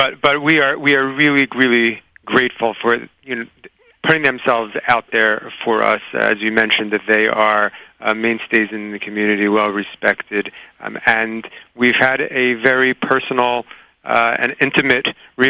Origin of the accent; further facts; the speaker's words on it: Fair Lawn, New Jersey, United States; from Fairlawn, my hometown